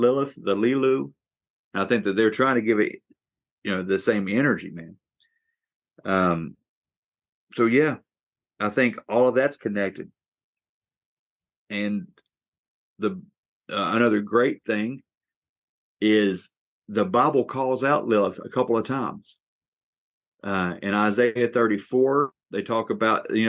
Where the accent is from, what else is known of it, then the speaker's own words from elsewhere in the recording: West Virginia, United States; here in my home state